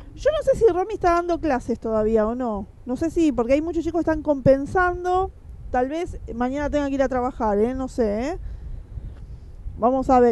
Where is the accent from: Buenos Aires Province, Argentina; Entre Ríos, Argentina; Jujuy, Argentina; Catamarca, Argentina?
Buenos Aires Province, Argentina; Quilmes; yo que soy de acá de Quilmes